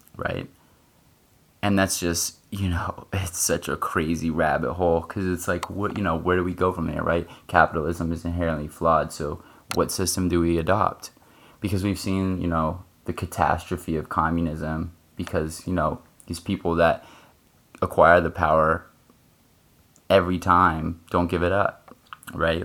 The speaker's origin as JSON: {"language": "English", "country": "United States", "said": "I'm in the US and, you know, I'm an American"}